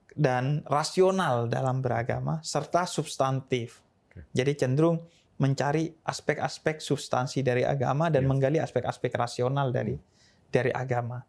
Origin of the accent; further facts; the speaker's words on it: Bondowoso, East Java, Indonesia; Saya eh, lahir di Bondowoso, Jawa ya. Timur, bagian timur Jawa Timur